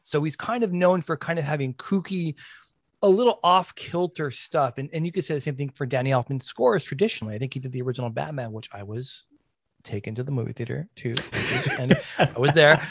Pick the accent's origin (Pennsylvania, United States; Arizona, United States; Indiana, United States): Arizona, United States; Tucson; We are all from Tucson.